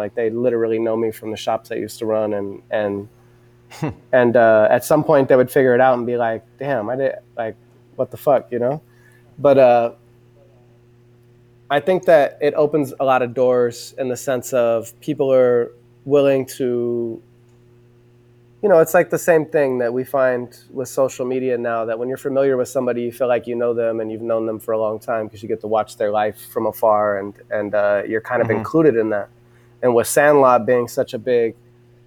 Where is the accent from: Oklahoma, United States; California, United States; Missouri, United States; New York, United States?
California, United States; Southern; I'm from Southern California